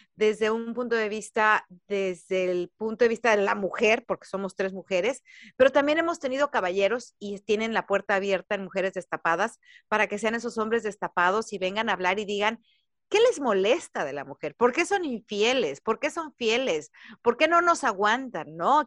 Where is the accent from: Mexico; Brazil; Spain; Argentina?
Mexico; Jalisco; moved away as an adult; now in United States; Yo soy mexicana, soy de Jalisco, tengo 20 años viviendo en Estados Unidos